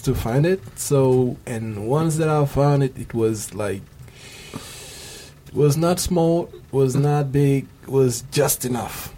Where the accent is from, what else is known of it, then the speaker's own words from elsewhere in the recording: Senegal; moved away as an adult; now in Japan; I come from Senegal, and uh, I'm studying at KIC, Kobe Institute of Computing